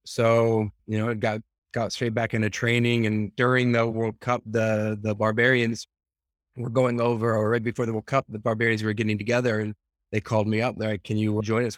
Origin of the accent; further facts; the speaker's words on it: United States; being American